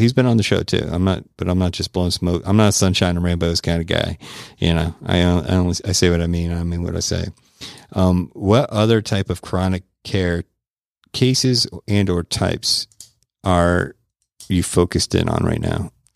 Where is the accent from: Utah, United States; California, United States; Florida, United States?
Florida, United States; Tampa; my hometown of Tampa, Florida